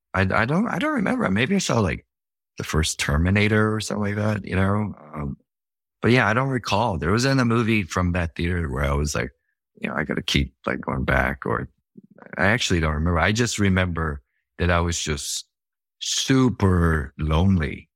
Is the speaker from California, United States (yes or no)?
no; Gainesville, Georgia, United States; moved away; also born or lived in Atlanta, Georgia; I grew up in Atlanta, partially, and ended up in Gainesville, Georgia